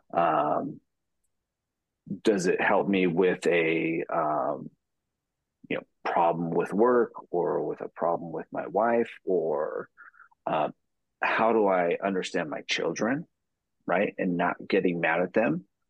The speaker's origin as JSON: {"language": "English", "region": "Utah", "country": "United States", "moved": "yes", "lives_now": "San Diego, United States", "said": "I'm from San Diego, California, or originally from Utah, but now I live in San Diego"}